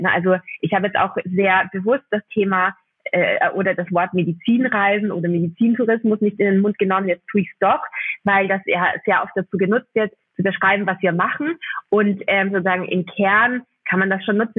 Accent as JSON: {"language": "German", "country": "Austria", "accent": "Austrian", "said": "ich bin eigentlich Österreicherin, das hört man vielleicht durch den Podcast ein bisschen"}